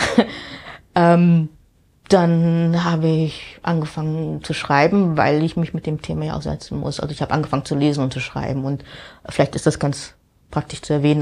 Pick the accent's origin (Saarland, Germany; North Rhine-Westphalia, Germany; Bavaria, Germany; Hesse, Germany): Hesse, Germany; Wiesbaden; moved away as an adult; also born or lived in Amsterdam; now in New York, United States; ich bin in Wiesbaden aufgewachsen